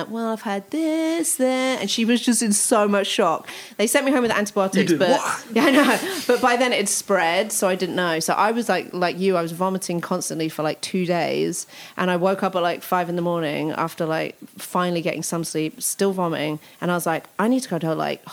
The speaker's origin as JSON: {"language": "English", "region": "London", "country": "United Kingdom", "tie": "born or raised there", "moved": "yes", "lives_now": "Ohio, United States", "said": "I grew up in Hackney, so my uncle still has a house there"}